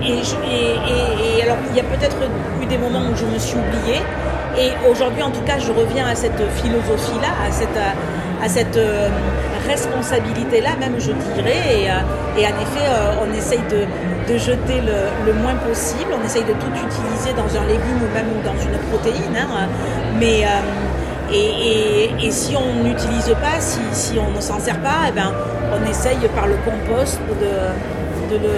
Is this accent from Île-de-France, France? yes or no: no; Landes, Nouvelle-Aquitaine, France; moved away as an adult; also born or lived in Bordeaux; now in Paris, France; je suis née dans les Landes, euh, avec un peu de sang basque aussi, je dis, mais, euh, mais c'est vrai que je suis née, j'ai grandi dans les Landes, je suis passée par Bordeaux quand même, où j'ai euh, étudié pendant 5 ans.